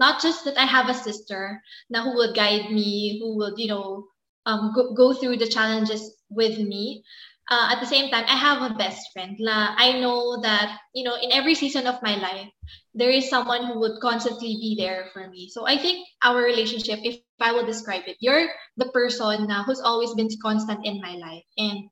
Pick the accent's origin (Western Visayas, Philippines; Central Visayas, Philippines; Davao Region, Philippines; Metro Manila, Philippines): Metro Manila, Philippines; Manila; moved away as an adult; now in Canada; I grew up in Manila